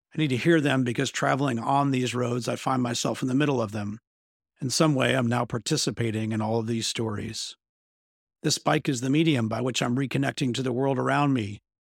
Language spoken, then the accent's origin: English; Bentonville, Arkansas, United States; my hometown of Bentonville, Arkansas